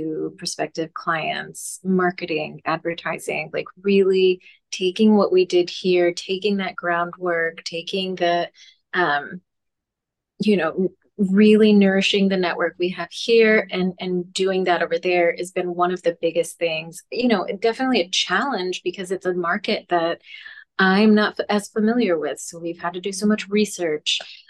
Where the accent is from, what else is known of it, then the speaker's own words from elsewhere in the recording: Texas, United States; I'm from Texas